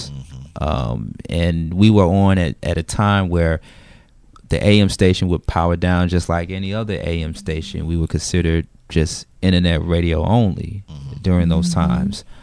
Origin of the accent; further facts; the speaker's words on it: Macon, Georgia, United States; and I'm from Macon, Macon, Georgia.